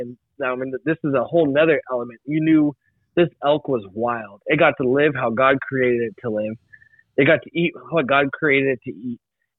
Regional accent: United States; Like to me, like as an American, I love freedom.

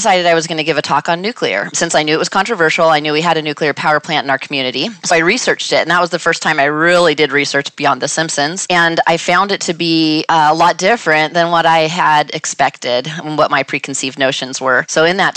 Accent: Northern California, United States; I grew up in Northern California, not near any nuclear facility

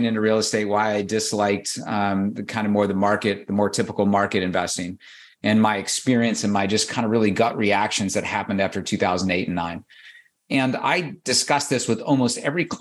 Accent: Southern Illinois, United States; moved away; I grew up in Southern Illinois, and I was on a dairy farm in the 70s, early 80s

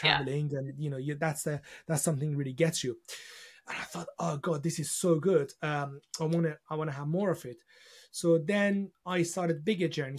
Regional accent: Iran; now in United Kingdom; I was born in Iran, and, uh, when I was growing up, uh, during the, uh, sort of the, uh, the beginning of my sort of childhood, I'd, I'd remember just war and, uh, you know, revolution

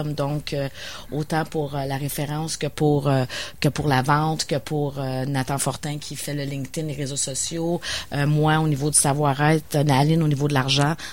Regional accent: Pincourt, Quebec, Canada; suis de Pincourt, à côté de Vaudreuil.

